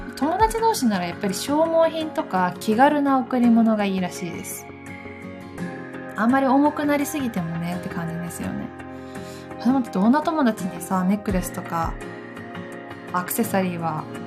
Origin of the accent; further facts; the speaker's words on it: Gifu, Japan; 岐阜の出身なんですけど